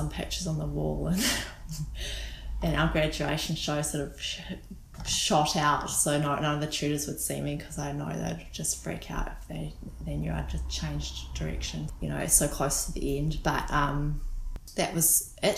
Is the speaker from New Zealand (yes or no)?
yes; Auckland, New Zealand; moved away as an adult; now in Whanganui, New Zealand; Born and raised in Auckland in GI, so I spent most of my upbringing there, Gleninus